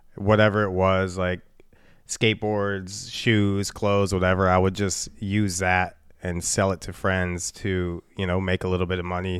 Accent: Chicago, Illinois, United States; moved away as an adult; Chicago, born and raised. I moved out of Chicago when I was twenty-two years old

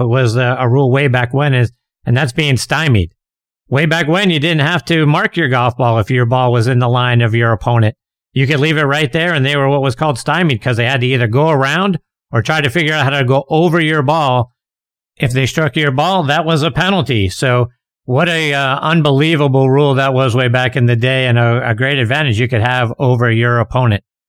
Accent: Penn Hills, Pennsylvania, United States; my hometown of Penn Hills

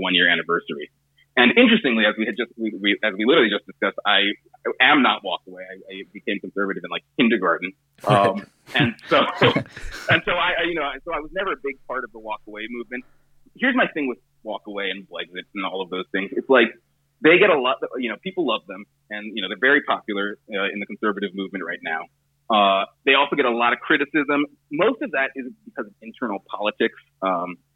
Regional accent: Southern California, United States; I grew up in Southern California

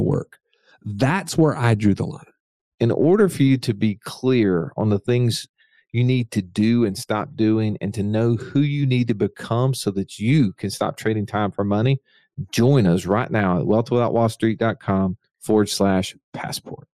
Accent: Alabama, United States; an Alabama redneck

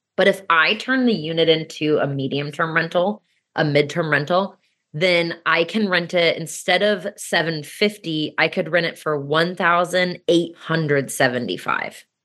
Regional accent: Kansas City, United States; also born or lived in New Zealand; now in Omaha, United States; I grew up in Kansas City.

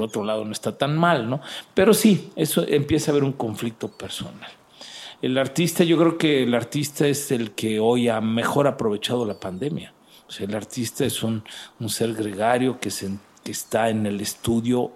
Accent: Mexico; nosotros, que somos mexicanos

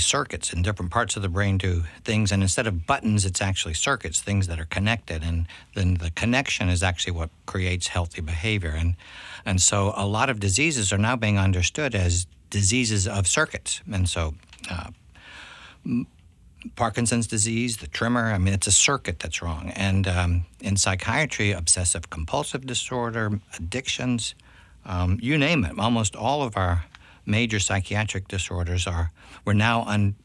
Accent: Columbia, South Carolina, United States; now in Charleston, United States; it's back to my hometown now

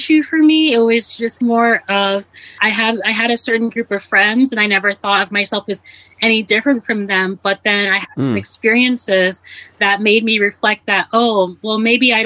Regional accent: Columbus, Ohio, United States; also born or lived in Nigeria; I am from Columbus, Ohio. I was originally born in Nigeria, but my family moved to the United States when I was 2 years old

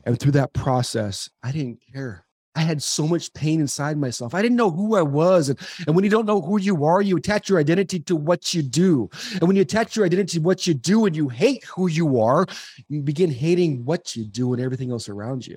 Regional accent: Arizona, United States; also born or lived in Southern California; I moved from Su-, Southern California to the hot desert of Arizona, I became an overachiever through athletics

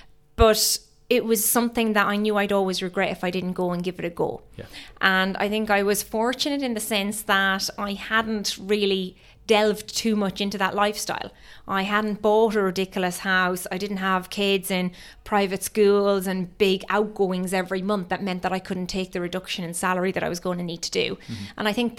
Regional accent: Ireland; now in United Kingdom; So I moved to the UK from Ireland over 12 years ago, and I spent most of the time working in banking.

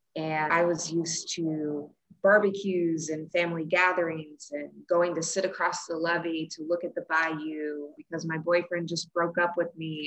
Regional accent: Monroe, Louisiana, United States; I was growing up in Monroe, Louisiana, which is approximately four hours northeast of New Orleans

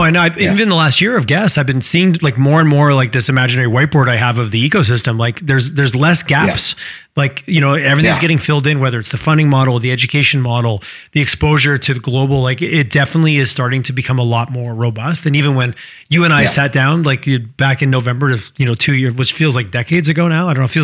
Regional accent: Quebec, Canada; also born or lived in Montreal; I grew up in Quebec, and Montreal is, I think everyone should live in Montreal at least for 6 to 12 months in your life

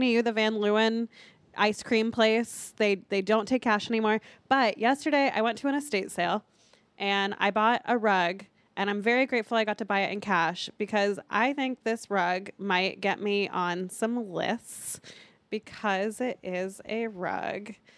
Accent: Kentucky, United States; I'm from Kentucky

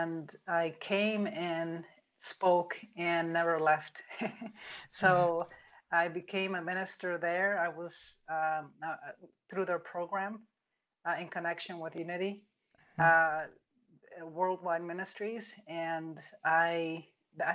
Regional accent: Mexico; now in Clearwater, United States; I grew up in Mexico in an orphanage, and I was born in a mountain region away from the city.

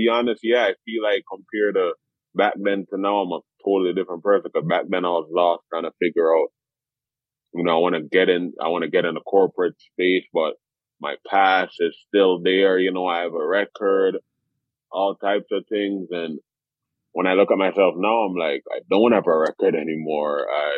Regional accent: Toronto, Ontario, Canada; also born or lived in Jamaica; Yeah, I was born in Jamaica. And in 1997, I came to Toronto and I moved to Jane Street, which is Jane Street Chalk Farm, which is one of the most, like, I guess, violent areas in Canada.

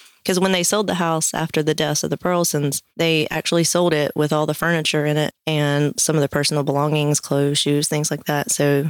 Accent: North Carolina, United States; We're actually from North Carolina

